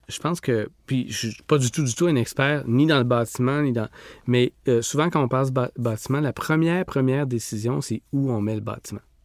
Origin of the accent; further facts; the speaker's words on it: Rimouski, Quebec, Canada; j'ai grandi à Rimouski